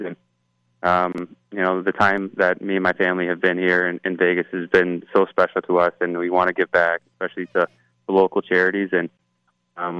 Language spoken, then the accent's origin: English; Toronto, Ontario, Canada; growing up in Toronto, for me and my older brothers, it was always hockey, lacrosse